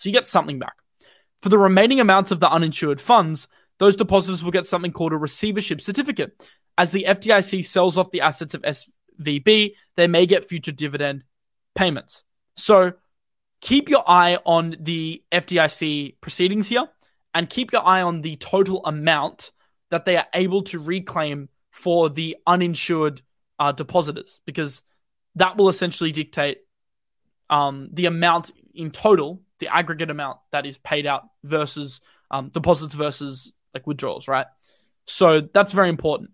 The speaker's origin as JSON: {"language": "English", "country": "Australia", "said": "I'm Australian, I'm not U S"}